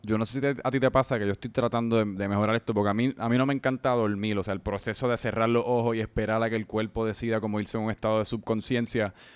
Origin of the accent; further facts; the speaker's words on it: San Juan, Puerto Rico; yo también soy de Santurce